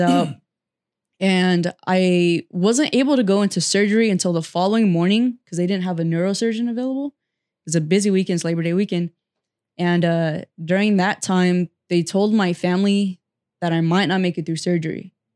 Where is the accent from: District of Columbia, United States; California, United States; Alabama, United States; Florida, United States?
California, United States; Fresno; also born or lived in Butte County, California; I'm a Central Valley native, and I was born and raised here, grew up here. I did m, live in Northern California for a little bit, and I moved back to Fresno